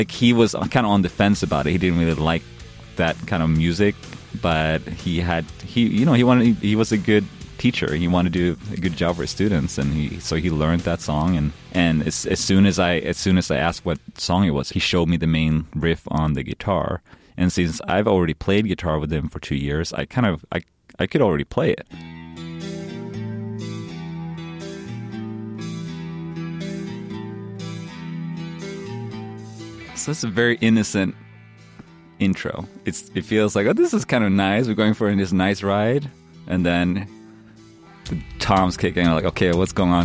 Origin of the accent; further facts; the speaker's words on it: Linköping, Östergötland, Sweden; moved away; I grew up in Sweden in a small little city called Linköping.